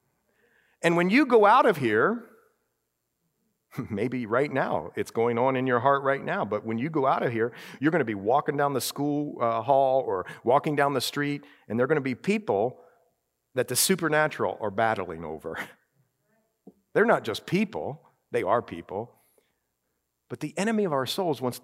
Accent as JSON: {"language": "English", "region": "Ohio", "country": "United States", "tie": "born or raised there", "moved": "yes", "said": "I grew up in Ohio"}